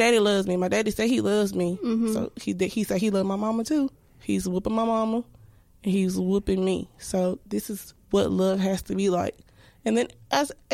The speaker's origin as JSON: {"language": "English", "town": "Sandusky", "region": "Ohio", "country": "United States", "tie": "born or raised there", "also_born_or_lived": "Guam / Alaska", "said": "after we moved from Alaska, we moved back to Ohio, where my mother and dad are from, in Sandusky. And, of course, now we're surrounded by a whole bunch of family"}